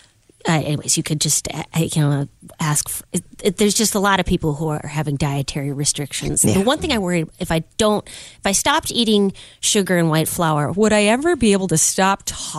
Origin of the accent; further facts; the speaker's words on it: Midwest, United States; moved away as an adult; now in Los Angeles, United States; I grew up in the Midwest.